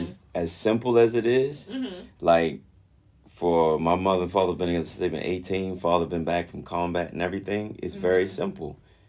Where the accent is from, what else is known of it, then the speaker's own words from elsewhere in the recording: Baltimore, Maryland, United States; growing up in South Baltimore